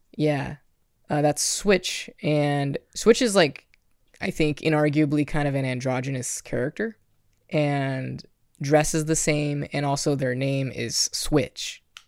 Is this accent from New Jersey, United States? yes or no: no; Kansas, United States; I'm from Kansas